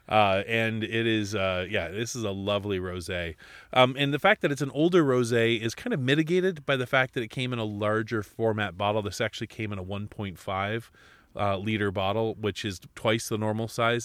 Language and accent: English; Alaska, United States; I was born and raised in Alaska, and we had two months to grow things